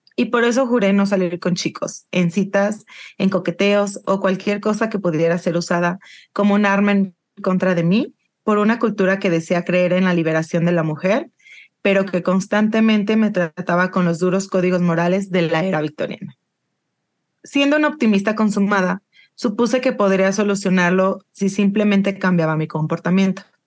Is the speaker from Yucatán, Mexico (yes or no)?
yes; Yucatán, Mexico; soy yucateca